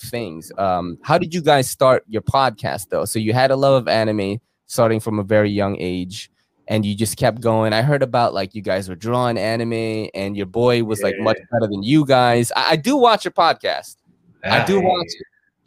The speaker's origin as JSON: {"language": "English", "town": "New York City", "region": "New York", "country": "United States", "tie": "born or raised there", "also_born_or_lived": "Philippines / Brooklyn, New York", "lives_now": "Bronx, New York, United States", "said": "all my friends were Korean because I grew up in Woodside, right? And Woodside in Queens is like mad Korean"}